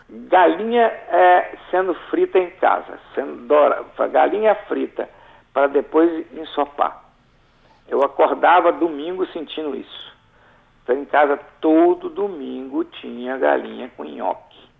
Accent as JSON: {"language": "Portuguese", "town": "Alegre", "region": "Espírito Santo", "country": "Brazil", "said": "eu sou do Principado do Alegre"}